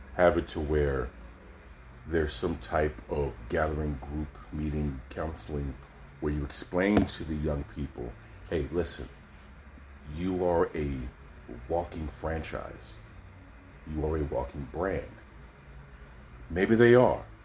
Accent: Oakland, California, United States; I'm from Oakland, California

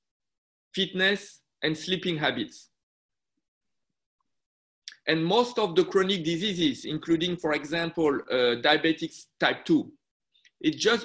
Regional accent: France; moved away as an adult; also born or lived in Busan, Korea (family); now in Shenzhen, China; I was born in France. My mother went in France to do a PhD, become a doctor, and work in a French hospital

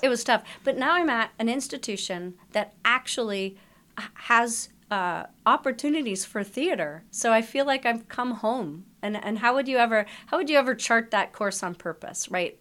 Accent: Canada; I'm Canadian. I went to my local Canadian travel clinic

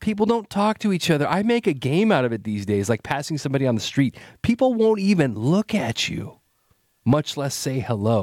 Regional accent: Salinas, California, United States; moved away as an adult; now in San Francisco Bay Area, United States; I grew up in Salinas

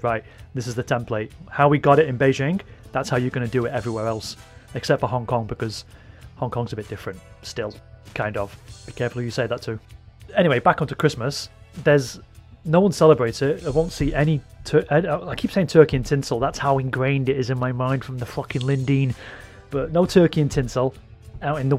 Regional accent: United Kingdom; Speaking as one British man to another

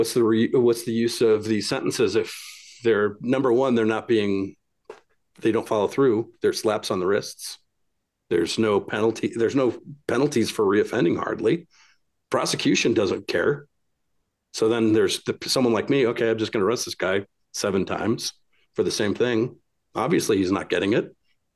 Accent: Utah, United States; also born or lived in California / Illinois; Well, Utah. California, then suburb of Chicago, and then Utah since 97.

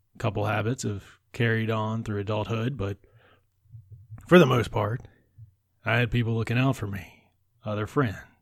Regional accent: United States; I grew up an hour away from New Orleans

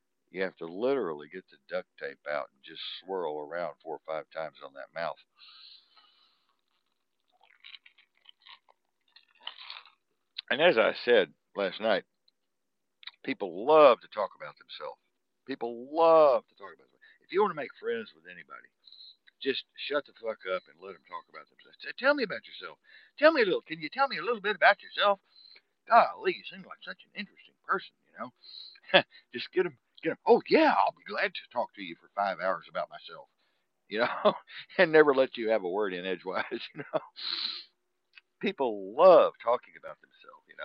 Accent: Texas, United States; I'm a Tex, about as Texan as it gets. You know, born in the ghetto, damn proud of it

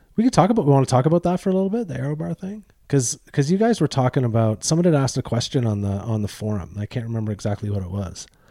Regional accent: Eastern Canada, Canada; I'm from Eastern Canada

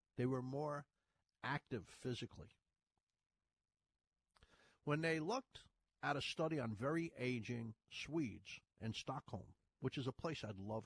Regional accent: Ireland; accent: Irish; moved away; you hear my Irish? I said 30s. I was born in Ireland.

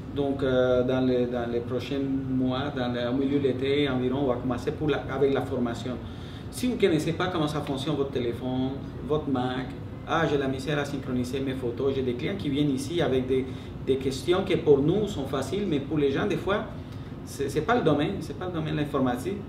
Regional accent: Greenfield Park, Quebec, Canada; moi je ne viens pas de Saint-Lambert, je viens de Greenfield Park

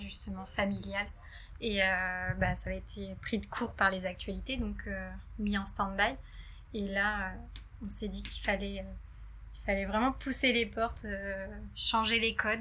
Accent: Guipry-Messac, Brittany, France; nous, on est originaire de Guipry-Messac

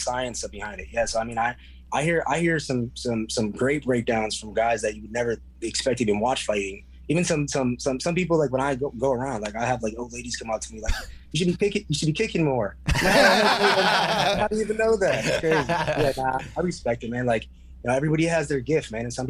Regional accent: Milwaukee, Wisconsin, United States; Born and raised in Milwaukee

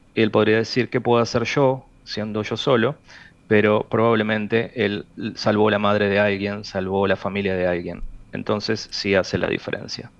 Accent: Uruguay; A mí como uruguayo

